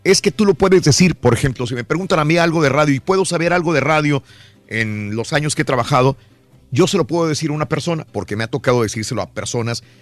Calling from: Dallas, Texas, United States; En Dallas.

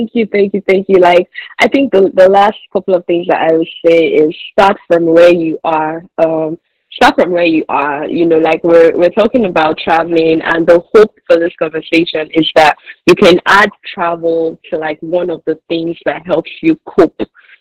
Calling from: Nigeria; we're saying abroad because we're all speaking from Nigeria currently.

